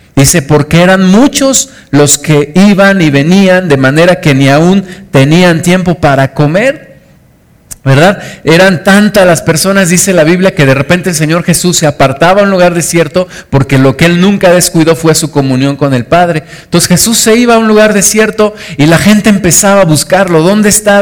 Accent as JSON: {"language": "Spanish", "region": "Mexico City", "country": "Mexico", "tie": "born or raised there", "moved": "yes", "said": "yo era niño, crecí en, la Ciudad de, México"}